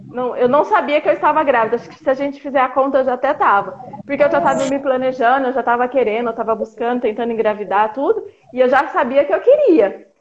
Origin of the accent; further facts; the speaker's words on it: Águas de Lindóia, São Paulo, Brazil; moved away as an adult; eu sou do interior de São Paulo, de Águas de é. Lindóia